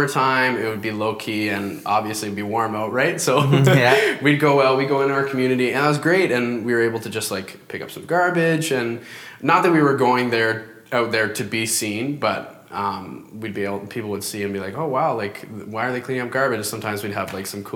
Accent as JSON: {"language": "English", "town": "Parry Sound", "region": "Ontario", "country": "Canada", "tie": "born or raised there", "moved": "as an adult", "said": "I'm actually from Ontario, born and raised there"}